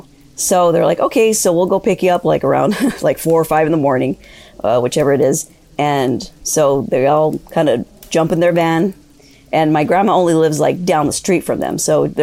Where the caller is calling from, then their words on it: East Los Angeles, California, United States; I'm calling from East Los Angeles, California